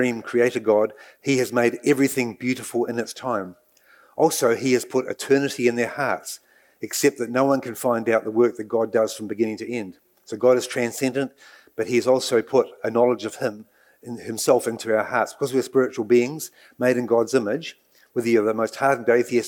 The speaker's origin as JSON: {"language": "English", "region": "Nelson", "country": "New Zealand", "tie": "born or raised there", "also_born_or_lived": "Dartmoor, England", "lives_now": "Waikato, New Zealand"}